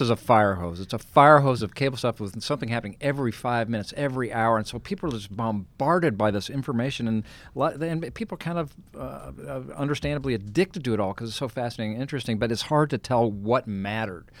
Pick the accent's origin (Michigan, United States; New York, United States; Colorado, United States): Colorado, United States; I'm the guy from Colorado and, you know, the bland Colorado